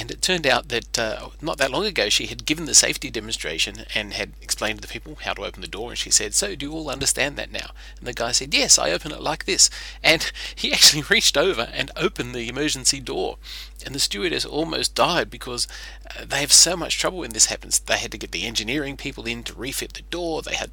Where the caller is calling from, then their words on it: Sydney, New South Wales, Australia; from Sydney, Australia, and I wanted to tell you a story about a recent flight I took.